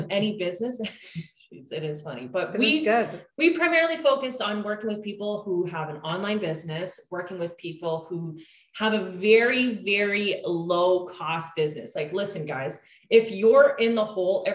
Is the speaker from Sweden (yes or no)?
no; Canada; we're Canadian